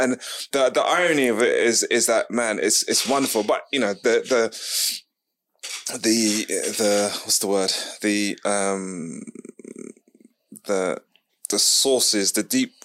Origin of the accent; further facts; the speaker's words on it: London, United Kingdom; also born or lived in Ladbroke Grove, London; I grew up in Fulham and I moved to Ladbroke Grove.